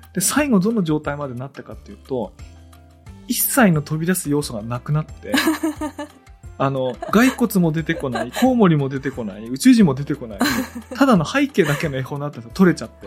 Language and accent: Japanese; Tōnō, Gifu, Japan; 東能の出身